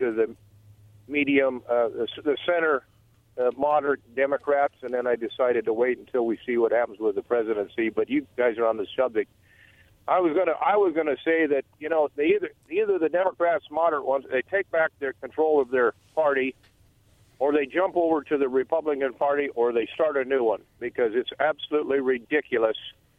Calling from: Umatilla, United States; … Umatilla.

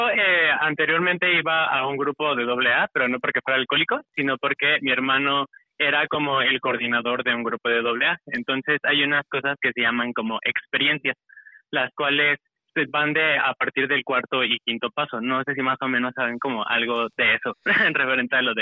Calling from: Mexico City, Mexico; Eh, de Ciudad de México.

